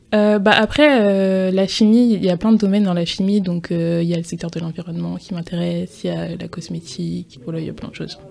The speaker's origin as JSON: {"language": "French", "town": "Strasbourg", "region": "Grand Est", "country": "France", "tie": "born or raised there", "also_born_or_lived": "Martinique / Paris", "moved": "as an adult", "said": "je suis née à Strasbourg et j'ai grandi à Strasbourg"}